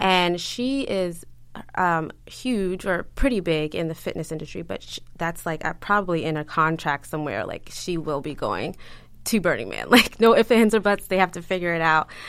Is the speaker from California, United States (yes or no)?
no; Baltimore, Maryland, United States; moved away as an adult; also born or lived in Fort Meade, Maryland / New York / Long Island; I'm from Baltimore